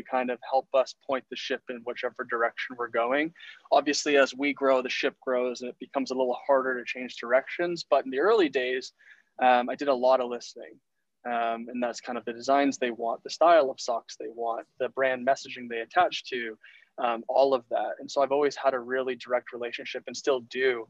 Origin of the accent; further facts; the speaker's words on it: Ontario, Canada; now in British Columbia, Canada; I'm originally from Ontario, living in BC